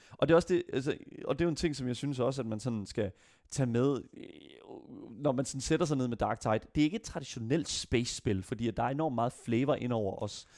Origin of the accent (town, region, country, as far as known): Denmark